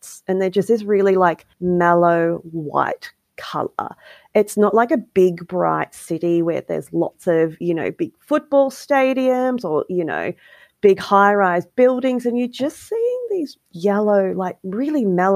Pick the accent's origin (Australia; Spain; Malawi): Australia; as an Australian who travels on an Australian passport